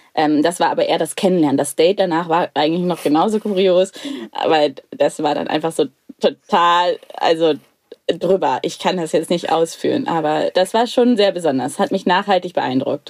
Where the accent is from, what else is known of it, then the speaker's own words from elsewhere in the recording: Lüneburg Heath, Lower Saxony, Germany; Mein erstes Leben auf dem Bauernhof, groß geworden in der Lüneburger Heide